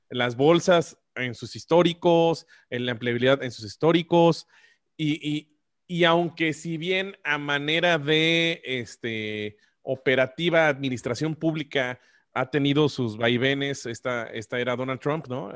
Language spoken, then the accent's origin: Spanish; Mexico; como mexicanos